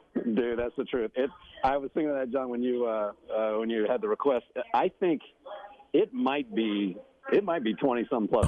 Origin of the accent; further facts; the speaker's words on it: Overland Park, Kansas, United States; moved away; I grew up in Kansas City area